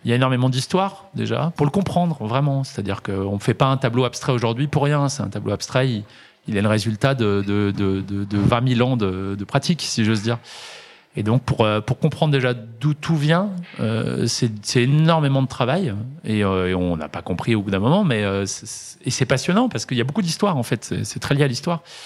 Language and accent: French; Villars, Auvergne-Rhône-Alpes, France; j'ai grandi à Villars et je, prenais le bus 17 pour aller au centre-ville de saint etienne voir mes copains.